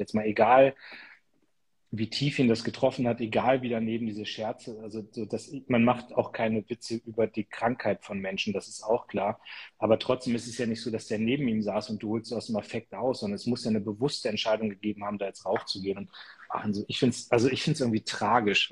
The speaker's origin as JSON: {"language": "German", "region": "Lower Saxony", "country": "Germany", "said": "als Niedersachse"}